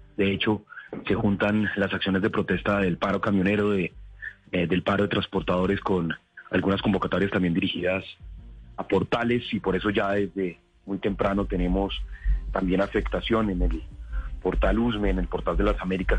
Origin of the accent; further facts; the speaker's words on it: Colombia; todos somos colombianos